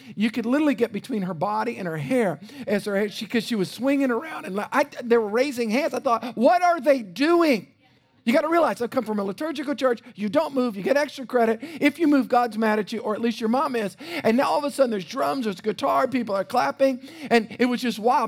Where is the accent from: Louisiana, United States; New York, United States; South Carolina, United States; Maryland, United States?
Louisiana, United States; South; I grew up in South Louisiana